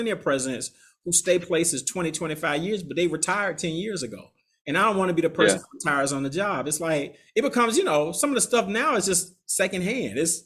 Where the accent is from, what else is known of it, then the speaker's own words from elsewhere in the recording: Atlanta, Georgia, United States; moved away as an adult; now in New Orleans, United States; I'm from Atlanta